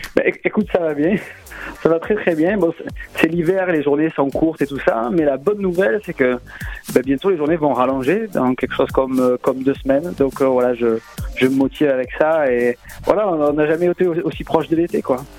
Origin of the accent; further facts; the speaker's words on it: Marseille, Provence-Alpes-Côte d'Azur, France; accent: marseillais; j'ai l'accent marseillais